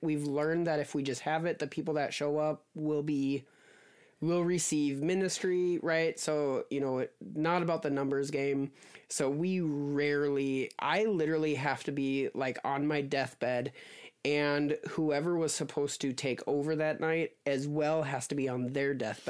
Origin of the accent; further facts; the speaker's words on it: Midwest, United States; moved away as an adult; also born or lived in Alaska; now in Texas, United States; we're from up north. We grew up in the Midwest. We spent 15 years in Alaska.